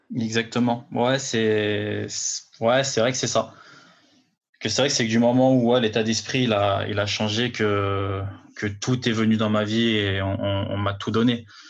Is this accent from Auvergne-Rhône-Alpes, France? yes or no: yes; Villefontaine, Auvergne-Rhône-Alpes, France; moved away as an adult; now in Paris, France; je viens de, de banlieue lyonnaise, Villefontaine